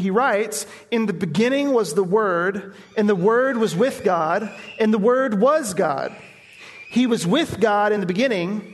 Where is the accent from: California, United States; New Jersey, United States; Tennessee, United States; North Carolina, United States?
Tennessee, United States; Nashville; moved away; I grew up in Nashville